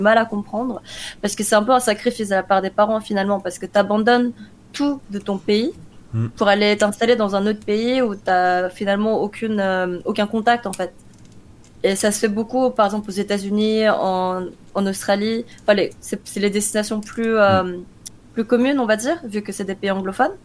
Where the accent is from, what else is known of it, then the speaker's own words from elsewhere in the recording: South Korea; moved away; also born or lived in France; je suis née en Corée, en 92